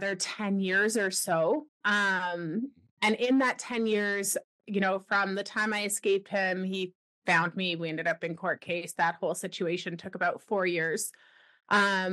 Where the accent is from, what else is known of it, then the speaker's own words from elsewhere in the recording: Ontario, Canada; moved away as an adult; also born or lived in Wyoming; now in British Columbia, Canada; I'm a Canadian born and raised. I grew up on the east side, so in Ontario.